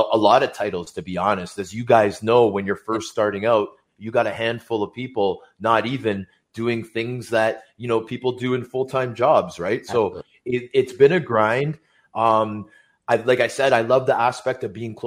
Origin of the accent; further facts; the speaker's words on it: Toronto, Ontario, Canada; I grew up in Scarborough